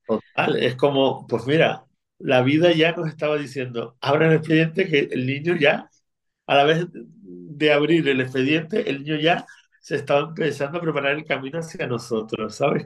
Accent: Lanzarote, Canary Islands, Spain; accent: Canarian; also born or lived in Argentina; nací en Argentina, pero desde pequeñito vinimos a, Lanzarote porque mis abuelos eran de aquí, de, de la isla

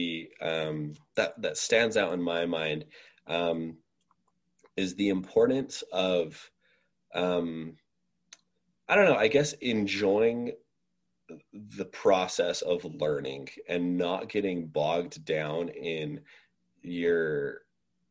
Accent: Utah, United States; I'm from Utah originally

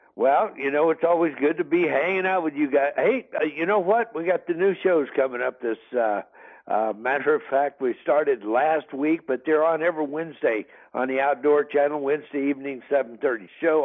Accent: northeastern Kansas, United States; I grew up in Kansas, uh, northeastern Kansas

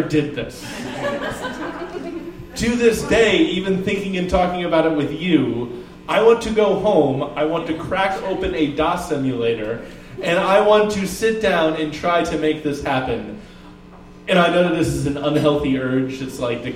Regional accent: Oregon, United States; my home state, Oregon

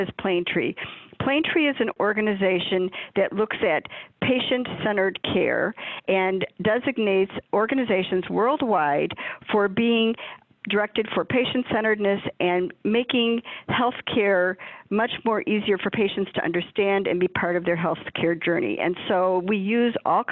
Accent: Chicago, Illinois, United States; I am from the Chicagoland area my entire life, never lived anywhere else

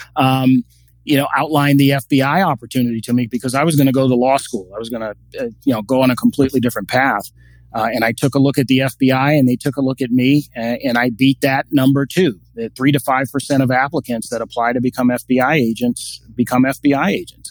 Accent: Washington, District of Columbia, United States; when I was a five six year old little boy growing up in Washington D.C.

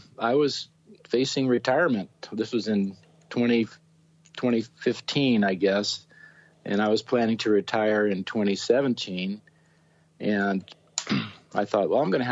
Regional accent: northern San Diego County, Southern California, United States; also born or lived in Columbus, Ohio; I grew up in Southern California, northern San Diego County

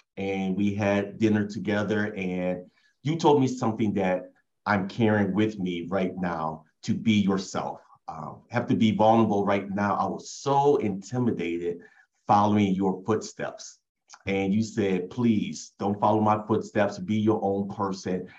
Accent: Oberlin, Ohio, United States; I was born and raised in Oberlin

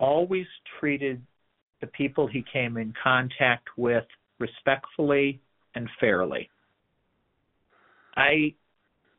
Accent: Detroit, Michigan, United States; moved away; growing up in the Metro Detroit area

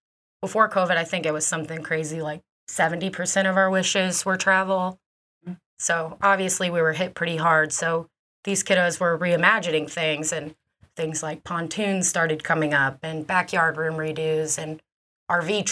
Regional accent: Newburgh, Indiana, United States; also born or lived in Evansville, Indiana; Proud Evansville native. I grew up in Newburgh by the river. Loved it. Very proud to be from Evansville

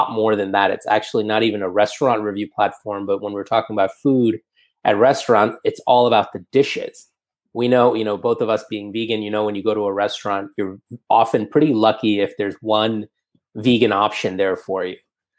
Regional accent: New York City, New York, United States; moved away as an adult; also born or lived in India / Northern California; now in Singapore; I actually started my life in India and then moved to the States, to New York City when I was about 4 years old. So growing up in New York City

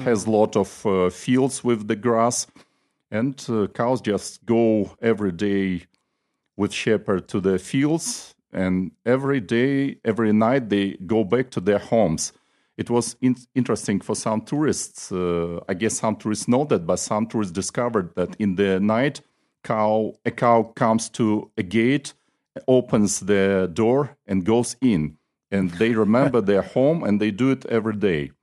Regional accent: Nalchik, Kabardino-Balkaria, Russia; I am from the city of Nalchik, which is the capital of the Republic Kabardina Balkar. It's on the south of Russia.

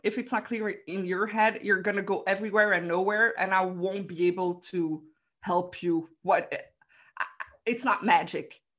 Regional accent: Belgium; I'm from Belgium

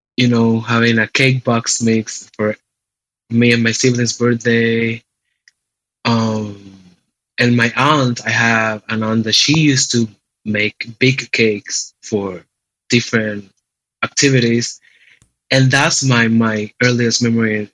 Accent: San Juan, Puerto Rico; moved away as an adult; now in Cleveland, United States; I was born and raised in San Juan, Puerto Rico, and I've been in Cleveland, a Cleveland resident for the last four years of my life

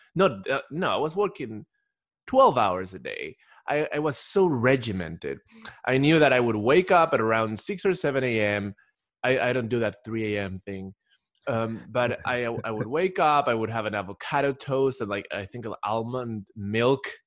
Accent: Ecuador; moved away as an adult; I'm originally from Ecuador

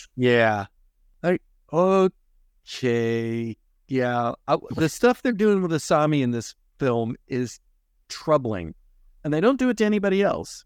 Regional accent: United States; as an American

